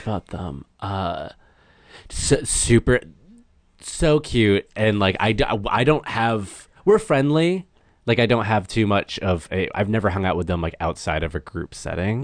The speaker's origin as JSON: {"language": "English", "region": "Massachusetts", "country": "United States", "tie": "born or raised there", "moved": "as an adult", "lives_now": "Los Angeles, United States"}